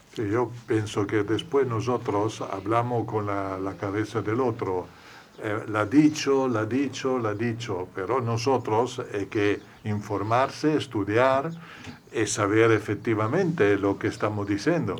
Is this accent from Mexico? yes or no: no; Italy; Spanish is a second language; moved away; Yo que soy italiano